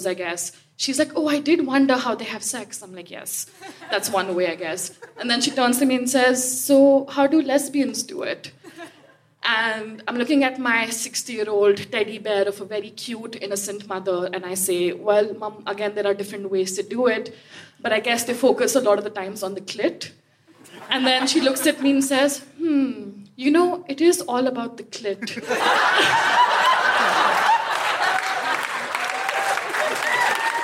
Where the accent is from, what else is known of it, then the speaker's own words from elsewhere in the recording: India; moved away; my mom from India was visiting me. I'm Indian